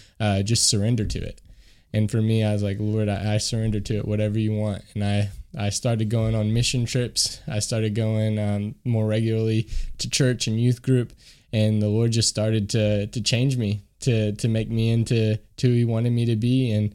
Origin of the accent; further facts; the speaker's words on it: Kentucky, United States; moved away as an adult; now in France; I'm actually from Kentucky originally